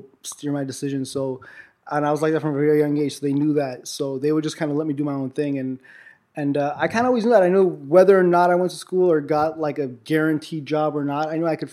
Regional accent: Los Angeles, California, United States; also born or lived in Armenia; I was born in Armenia, and I moved out here with my family when I was like 2 years old, or about 2.5 years old. Moved to Hollywood, pretty much grew up in Hollywood the whole time

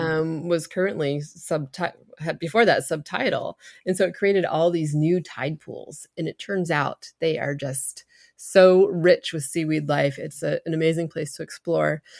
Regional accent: New Hampshire, United States; I grew up in New Hampshire, which is the granite state

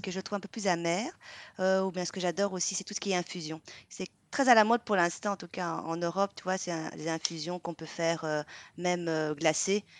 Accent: Vietnam; now in Belgium; je suis une Vietnamienne qui habite en Belgique

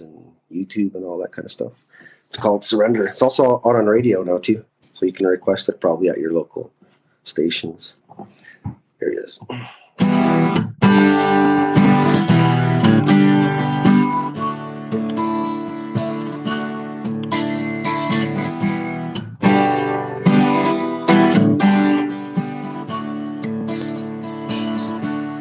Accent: Swan River First Nation, Alberta, Canada; I'm from Swan River First Nation

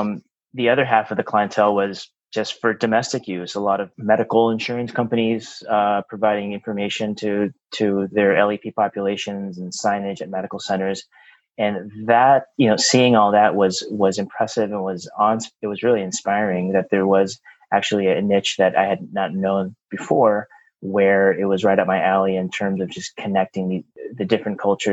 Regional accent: Torrance, California, United States; I was born and raised in Torrance, California.

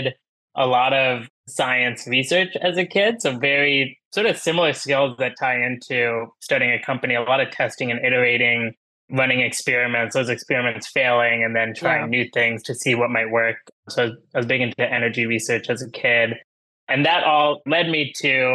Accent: Munster, Indiana, United States; So I grew up in a bit of a funky spot in Northwest Indiana called Munster, a small town

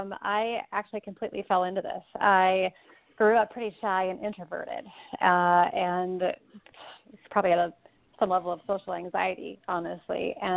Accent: Portland, Oregon, United States; moved away as an adult; now in Chicago, United States; I grew up in Portland, Oregon, but I moved to Chicago about 8 years ago

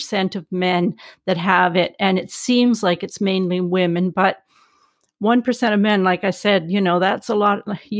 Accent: Canada; I'm Canadian

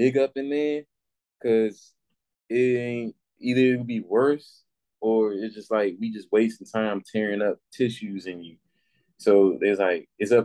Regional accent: Washington, District of Columbia, United States; also born or lived in Virginia / Maryland; I definitely grew up in like DC longer as far as like going to elementary school, middle school, and high school.

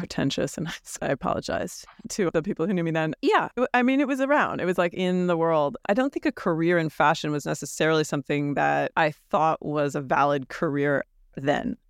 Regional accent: New York, United States; growing up in New York

